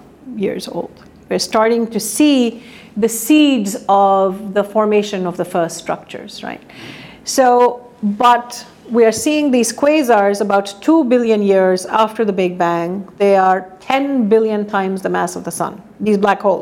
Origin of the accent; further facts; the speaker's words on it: India; moved away as an adult; a girl growing up in India